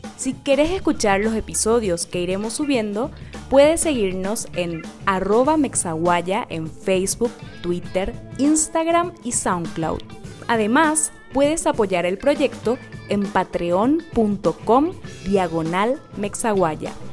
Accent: Paraguay; moved away as an adult; now in Mexico; Yo soy paraguaya y vivo en México hace más de dos años.

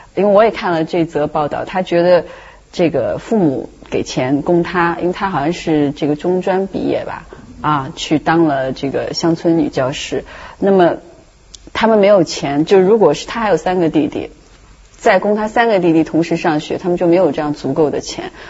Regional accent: China; 我觉得这好像是我们中国人身上很自然的一种东西

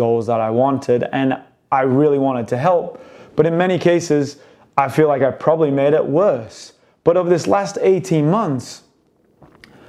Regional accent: United Kingdom; I'm British

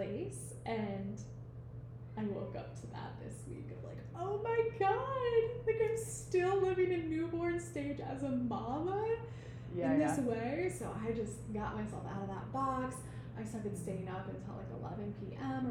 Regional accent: Iowa, United States; moved away as an adult; now in Nosara, Costa Rica; I'm from Iowa

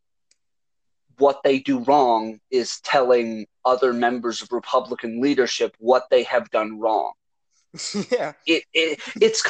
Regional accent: United States; I am an American. I live in the United States. I have never been outside of the country

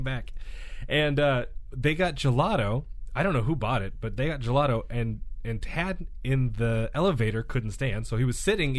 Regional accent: Fresno, California, United States; And we're both from Fresno area.

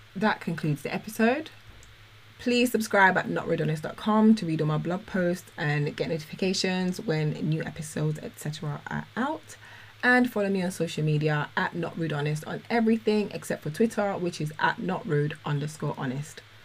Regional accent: London, United Kingdom; moved away; also born or lived in Dubai; as a Londoner

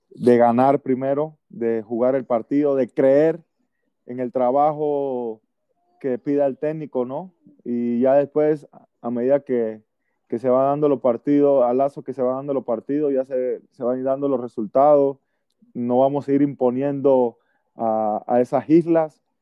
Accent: Panama

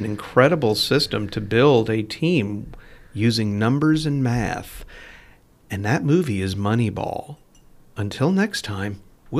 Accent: New York, United States; growing up in Metropolitan New York, the other big beer up there was Schaefer.

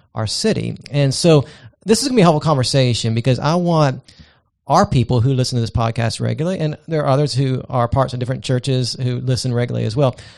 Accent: Augusta, Georgia, United States; I'm from Augusta, Georgia

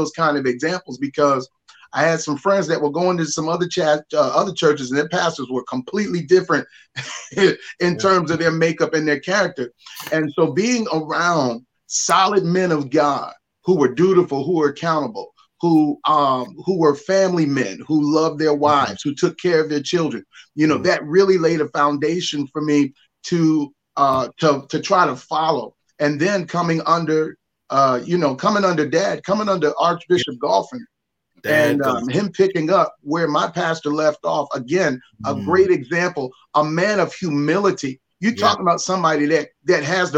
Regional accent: Morristown, New Jersey, United States; I grew up in Morristown, New Jersey. So I'm a Jersey boy.

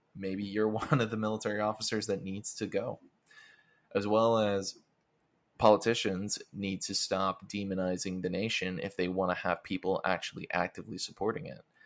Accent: Florida, United States; I'm from Florida

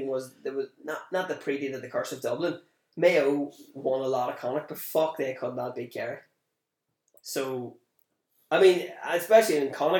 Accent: Newry, Northern Ireland, United Kingdom; Growing up in Newry

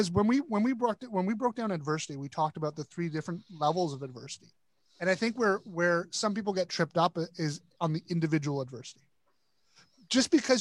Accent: Toronto, Ontario, Canada; I grew up in Toronto, which is probably one of the most multicultural cities in the world.

